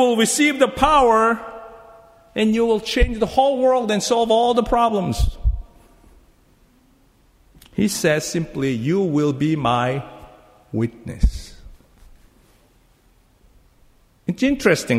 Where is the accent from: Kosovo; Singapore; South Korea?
South Korea; English is a second language; moved away as an adult; I learned English as a Korean. So I used the Korean book to learn English, okay? I came from Korea 27 years ago.